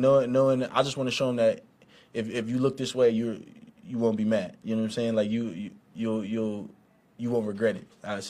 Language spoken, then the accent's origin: English; Pittsburgh, Pennsylvania, United States; moved away as an adult; now in Kansas City, United States; I'm from Pittsburgh, so him being on the Steelers all like my whole high school career